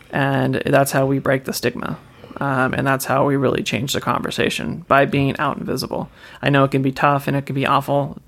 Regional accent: Washington, United States; I'm from Washington

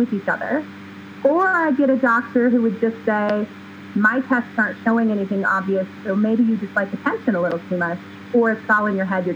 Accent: California, United States; moved away as an adult; now in Oregon, United States; born and raised in California

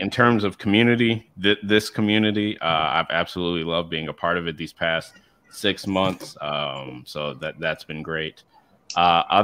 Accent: the South, United States; moved away; I was also like born and raised in the South for a little bit

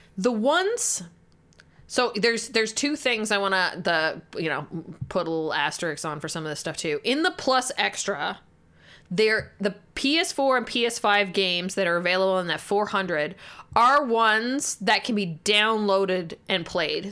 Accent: Canada; we're Canadian

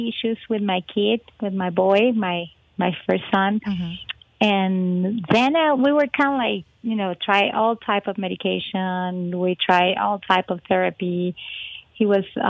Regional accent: Venezuela; English is a second language; moved away as an adult; also born or lived in Miami, United States / Peru; now in Colorado, United States; I'm originally from Venezuela, beautiful country in the Caribbean

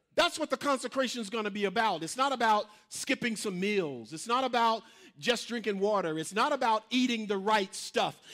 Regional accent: Mississippi, United States; moved away; I'm from Mississippi

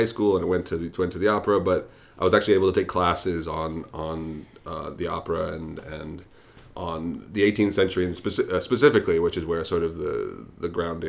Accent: New York City, New York, United States; I'm from Brooklyn. I'm a native.

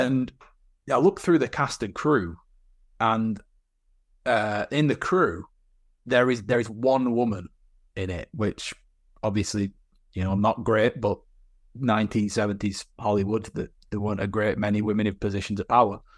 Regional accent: Burnley, North West England, United Kingdom; my hometown of Burnley

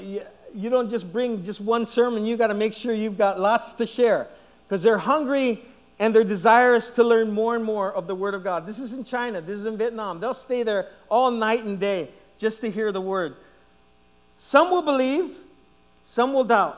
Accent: Guam; I was from Guam. I was from Guam

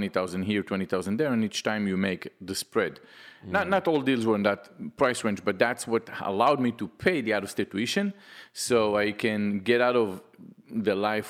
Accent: Israel; moved away as an adult; now in United States; I'm from Israel.

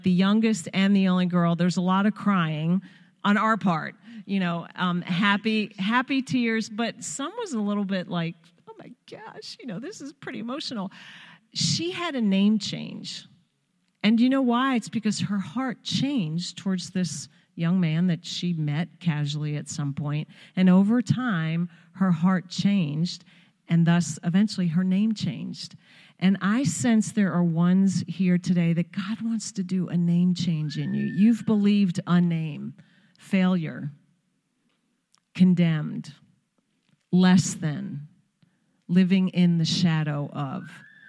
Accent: Long Island, New York, United States; First, I have to say, I was born and raised on Long Island.

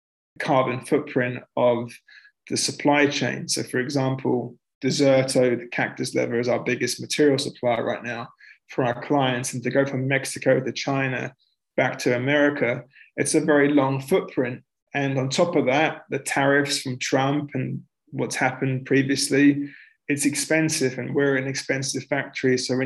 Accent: England, United Kingdom; Like, would you do it in England? Like, in my home country, would you do it in Canada? Because I'm a citizen.

